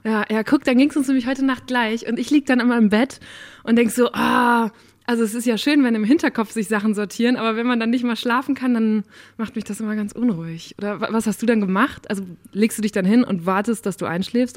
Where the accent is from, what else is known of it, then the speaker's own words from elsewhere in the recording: Borken, North Rhine-Westphalia, Germany; moved away; Ich bin auch in einer Kleinstadt aufgewachsen in Nordrhein-Westfalen